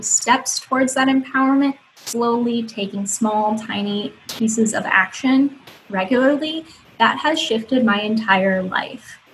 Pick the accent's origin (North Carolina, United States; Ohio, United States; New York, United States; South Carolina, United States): Ohio, United States; I moved across the country back to my home state, um, which is so amazing. I love. I'm I'm in uh, Toledo, Ohio